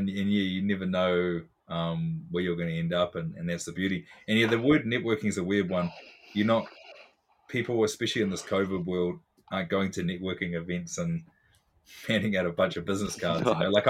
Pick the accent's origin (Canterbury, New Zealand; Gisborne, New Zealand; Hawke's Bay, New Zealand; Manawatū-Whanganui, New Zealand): Manawatū-Whanganui, New Zealand; Foxton; So I was really into hoops as a kid, but in a really small school, growing up in Foxton in New Zealand, people